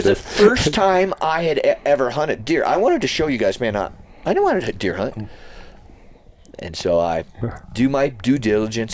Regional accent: New Mexico, United States; growing up in New Mexico

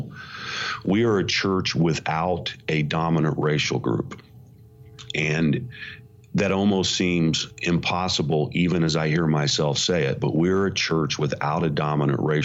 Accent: Indiana, United States; moved away as an adult; also born or lived in suburb of New York City; now in New York City suburb, United States; I'm from Indiana, so I am an unlikely guy to be leading a successful congregation in a suburb of New York City

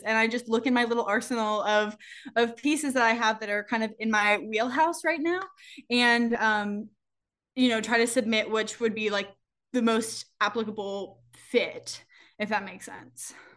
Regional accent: the South, United States; moved away; also born or lived in New York City; my growing up in the South

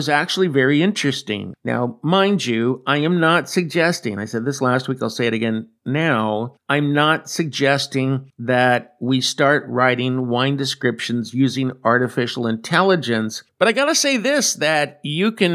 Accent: California, United States; moved away as an adult; now in Atri, Italy; I am a Californian, but I came here a year ago after living my entire life in California

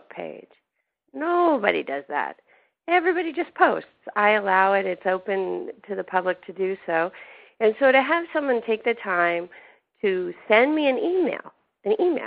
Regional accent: Canada; moved away; I grew up in Canada

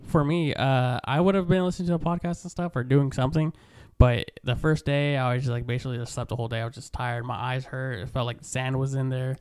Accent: Stockton, California, United States; moved away as an adult; now in Lemoore, United States; I grew up in Stockton down the way

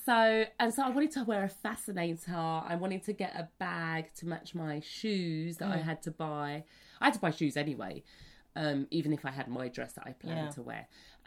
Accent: Liverpool, North West England, United Kingdom; accent: Liverpool; Do you want to hear my Liverpool accent? I used to be so proud of my Liverpool accent.

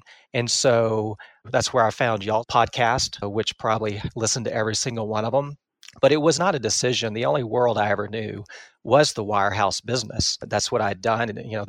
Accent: Texas, United States; Yeah, I've been in Texas my entire life. I grew up in East Texas, typical middle-class family

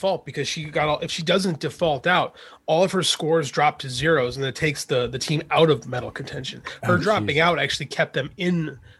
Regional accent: Chicago, Illinois, United States; I'm from Chicago

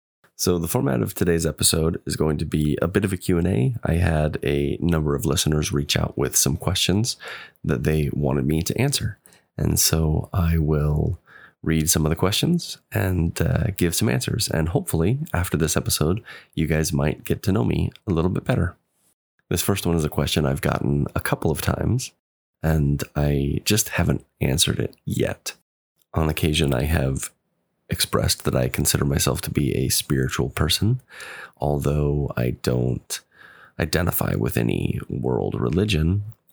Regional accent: Pacific Northwest, United States; also born or lived in Chile; I'm from the Pacific Northwest. I was born in the mid 80s, lived as an active believing member for 30 years, served a mission for the church in Chile, Concepción Sur, from 2006 to 2008.

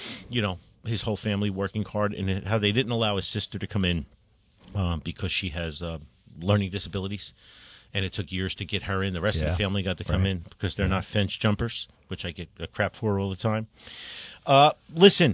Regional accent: New Jersey, United States; I'm from New Jersey

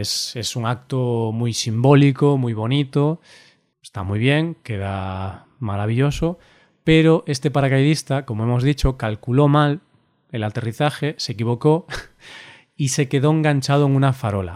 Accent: Galicia, Spain; also born or lived in Vigo; tengo un patriotismo gallego de mi región

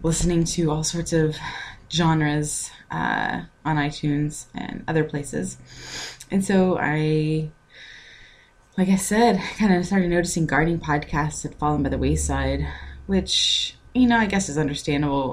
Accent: Texas, United States; moved away as an adult; now in Florida, United States; I moved from Texas, where I, you know, born and raised

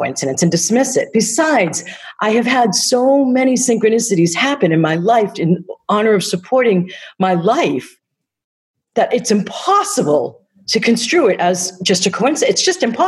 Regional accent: Easton, Massachusetts, United States; moved away; I'm originally from Easton.

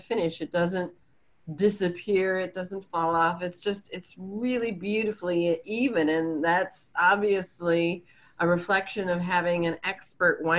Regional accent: Chicago, Illinois, United States; now in San Francisco Bay Area, United States; I'm a transplant from the Chicago area. So we did not have microclimates in the Chicago area

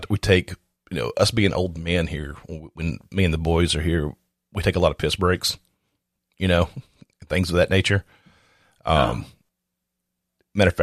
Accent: the South, United States; I'm from the South

